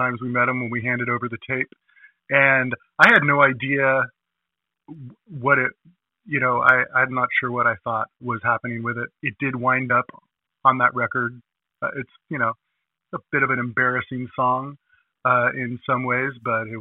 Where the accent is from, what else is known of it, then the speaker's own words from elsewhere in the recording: Millbrae, California, United States; also born or lived in San Francisco; grew up in the peninsula in a little town called Millbrae, and Mills High School was a high school